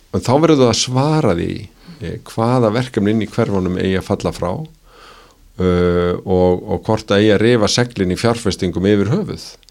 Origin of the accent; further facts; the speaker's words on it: Reykjavík, Capital Region, Iceland; ég er að alna upp í árbænum